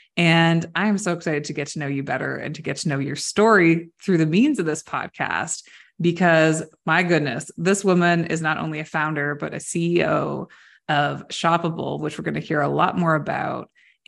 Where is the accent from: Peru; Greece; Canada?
Canada; I would say A as a Canadian and y'all in the same sentence.